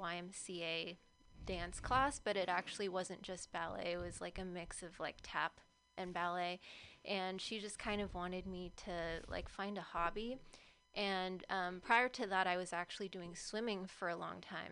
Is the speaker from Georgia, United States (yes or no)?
no; Berkeley, California, United States; I am Berklee born and raised